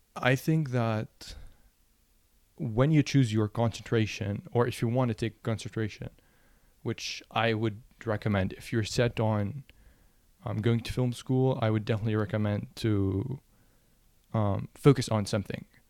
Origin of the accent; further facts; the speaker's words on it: Lebanon; moved away as an adult; now in United States; I'm from Lebanon, and one of the issues that I found growing up as, um, a photographer and then a filmmaker was that there are no film schools in Lebanon